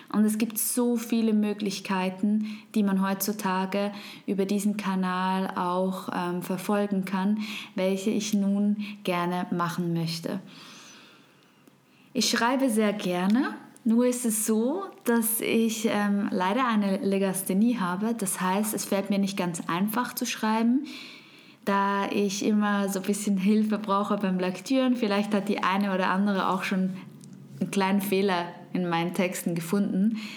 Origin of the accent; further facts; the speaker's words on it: Switzerland; first language Swiss German; German is a second language; ich komme aus der wunderschönen Schweiz. Und du hörst es vielleicht, meine Muttersprache ist nicht Hochdeutsch, sondern Schweizerdeutsch.